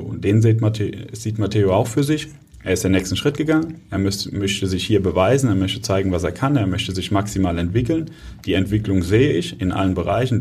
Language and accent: German; Kaiserslautern, Rhineland-Palatinate, Germany; moved away as an adult; now in Hamburg, Germany; Was ich aus meiner Heimat vermisse, natürlich, ähm, wenn du dort aufgewachsen bist und dann hast du Familie dort